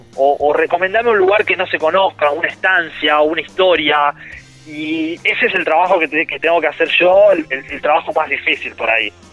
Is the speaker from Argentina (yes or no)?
yes; Santa Fe, Argentina; que soy de Santa Fe